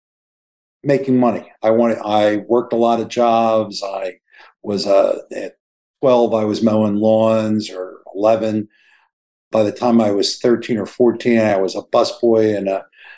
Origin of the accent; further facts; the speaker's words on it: Philadelphia, Pennsylvania, United States; I grew up in Philly